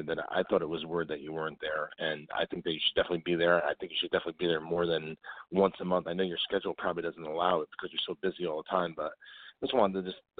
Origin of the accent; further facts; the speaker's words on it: New Jersey, United States; I'm from New Jersey, so I might be a little biased